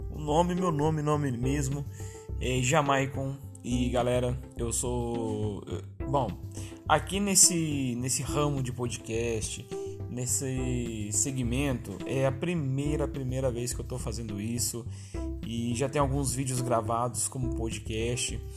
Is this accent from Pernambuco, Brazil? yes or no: no; São Paulo, Brazil; accent: mix of paulista, baiano and mineiro; o nosso sotaque daqui, tipo, é muito peculiar, peculiar né? E a gente e é do Vale do Paraíba, é, a gente arrasta muito o lado dos mineiros aqui, né? Eu, particularmente, aí tenho é, alguns sotaques aí meio que indecisos, né? Meio paulista, meio baiano e meio mineiro